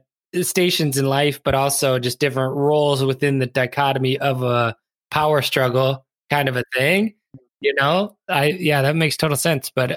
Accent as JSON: {"language": "English", "country": "United States", "said": "as the American audience"}